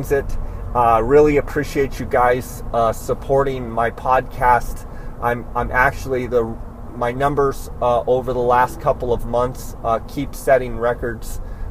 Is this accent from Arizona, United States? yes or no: yes; Phoenix or Scottsdale, Arizona, United States; my hometown of Phoenix or Scottsdale, Arizona